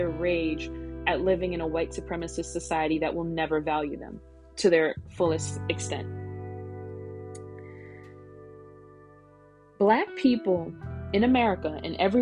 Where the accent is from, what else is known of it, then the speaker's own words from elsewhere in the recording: United States; born here or not, which many of them are. I myself was.